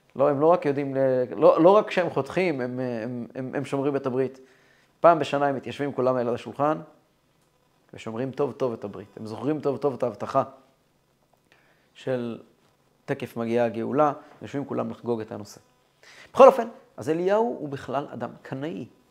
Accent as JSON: {"language": "Hebrew", "town": "Kfar Chabad", "region": "Central District", "country": "Israel", "tie": "born or raised there", "moved": "as an adult", "lives_now": "Holon, Israel", "said": "אני גדלתי כל ימיי בכפר חב\"ד או במקומות כאלה"}